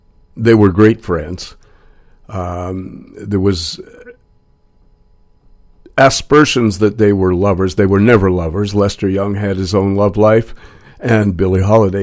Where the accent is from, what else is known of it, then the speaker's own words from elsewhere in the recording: Montreal, Quebec, Canada; moved away; also born or lived in New York City; I was born in Montreal, raised in Montreal and New York City.